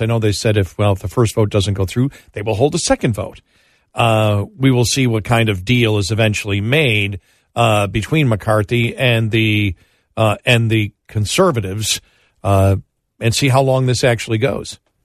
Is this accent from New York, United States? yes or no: yes; Buffalo, New York, United States; I'm from Buffalo and a Bills fan